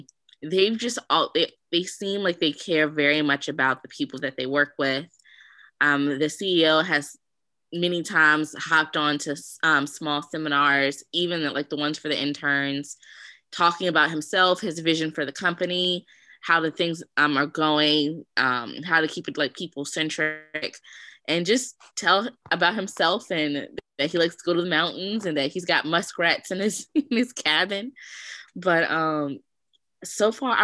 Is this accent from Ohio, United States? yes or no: no; Richmond, Virginia, United States; I'm from Richmond, Virginia